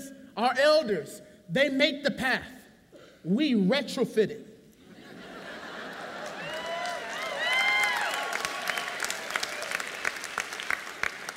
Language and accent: English; San Francisco, California, United States; growing up in the low-income neighborhood, I thought, I'm from San Francisco